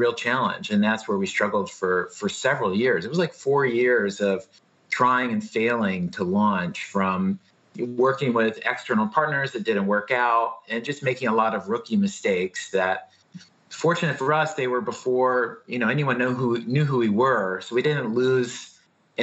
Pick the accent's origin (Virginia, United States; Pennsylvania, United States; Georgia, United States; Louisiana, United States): Virginia, United States; Blacksburg; moved away as an adult; also born or lived in New York; I grew up in Southwest Virginia, outside of Blacksburg, Virginia